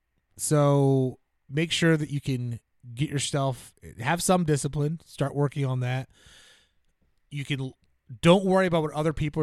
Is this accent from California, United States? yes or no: no; New Jersey, United States; Well, I grew up in New Jersey. Everybody's got a basement, so you just go out in the basement.